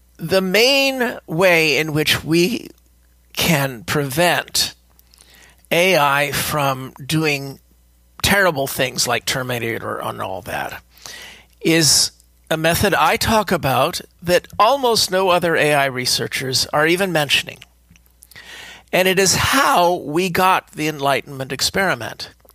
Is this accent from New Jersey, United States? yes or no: no; California, United States; speaking as a Californian